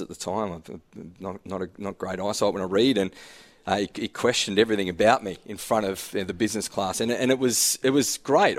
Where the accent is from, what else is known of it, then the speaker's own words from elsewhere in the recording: Glenorchy, Tasmania, Australia; I'm a public school boy, Claremont, played footy, Glenorchy um, that that type of banter I was brought up on.